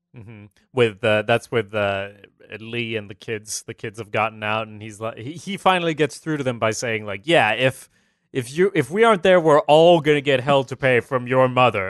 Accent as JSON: {"language": "English", "country": "Sweden", "said": "I'm from Sweden"}